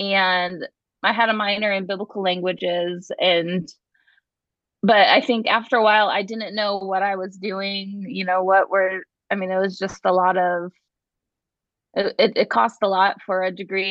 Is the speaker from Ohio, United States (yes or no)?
yes; Ohio, United States; moved away; I grew up in Ohio, and in Ohio there's a lot of Nazarene churches